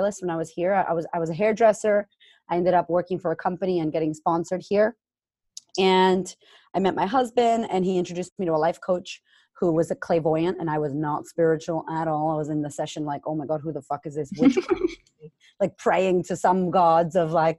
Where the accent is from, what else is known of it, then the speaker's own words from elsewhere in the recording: Boston, Massachusetts, United States; moved away as an adult; also born or lived in Framingham, Massachusetts; now in Australia; I'm originally from Boston, Massachusetts. Shout out to Framingham